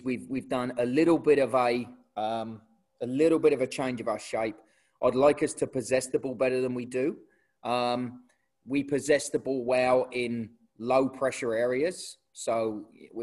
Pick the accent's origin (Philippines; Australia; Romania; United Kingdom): United Kingdom; Portsmouth, South East England; moved away as an adult; now in United States; originally grew up in a place called Portsmouth on the south coast of England. I lived there until I was about 21 or 22